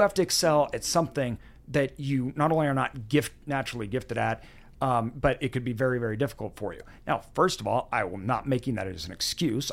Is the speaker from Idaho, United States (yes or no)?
yes; Meridian, Idaho, United States; I grew up in Meridian